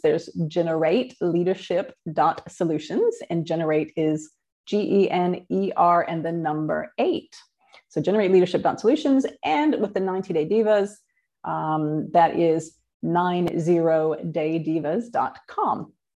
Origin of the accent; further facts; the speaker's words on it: Midwest, United States; moved away as an adult; now in New Zealand; I was born in the Midwest in the United States and grew up in a pretty normal middle class family